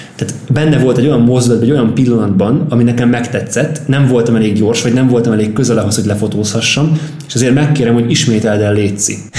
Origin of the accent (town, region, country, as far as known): Pápa, Veszprém County, Hungary; now in Budapest, Hungary